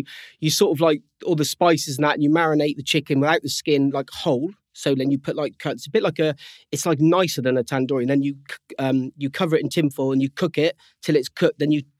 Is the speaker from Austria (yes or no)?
no; South West England, United Kingdom; I'm from Cornwall, obviously, you know, and there's not a great deal else to do, and it's in their blood.